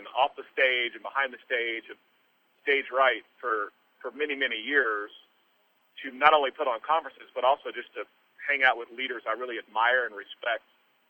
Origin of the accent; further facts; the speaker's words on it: outside of Tulsa, Oklahoma, United States; I'm just a knucklehead from Oklahoma. I mean, I grew up outside of Tulsa.